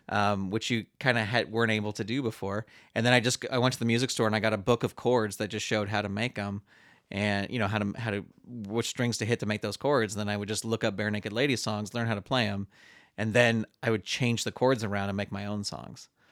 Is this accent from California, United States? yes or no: yes; San Francisco Bay Area, California, United States; I grew up in the San Francisco Bay Area